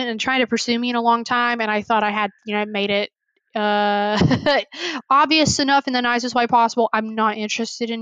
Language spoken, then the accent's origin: English; the South, Southern United States, United States; growing up in Southern conservative, small white